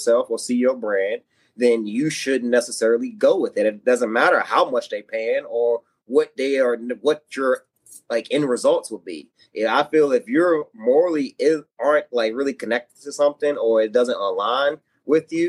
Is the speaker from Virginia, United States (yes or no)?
yes; Martinsville, Virginia, United States; moved away; Hometown, I am from Martinsville, Virginia. It is a small town in Virginia, Southwest Virginia.